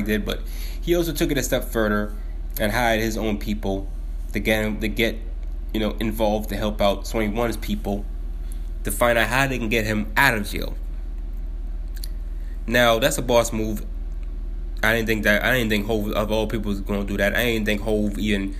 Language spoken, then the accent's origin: English; Haiti; I'm from Haiti